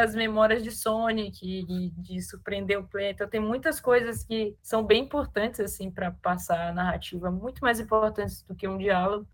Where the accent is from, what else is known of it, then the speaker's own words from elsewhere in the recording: Maranhão, Brazil; a gente é do Maranhão